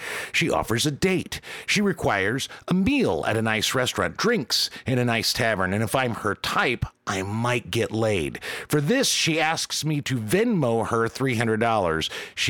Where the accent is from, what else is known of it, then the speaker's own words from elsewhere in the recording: Chicago, Illinois, United States; I can fucking take it. I'm from Chicago.